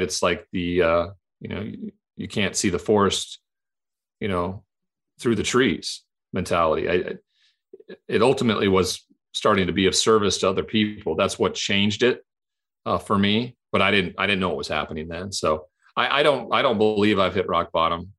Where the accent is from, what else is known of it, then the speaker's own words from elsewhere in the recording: Montana, United States; the culture I grew up in in Montana where it was a cowboy culture